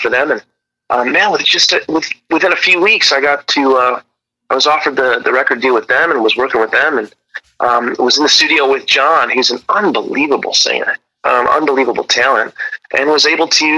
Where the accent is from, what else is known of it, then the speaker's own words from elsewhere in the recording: Rockford, Illinois, United States; I grew up in Rockford, Illinois